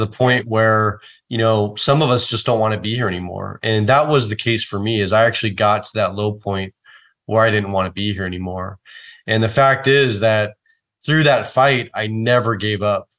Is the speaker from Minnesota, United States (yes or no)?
no; Oakland, California, United States; So I grew up in the San Francisco Bay Area. I was actually born and raised in Oakland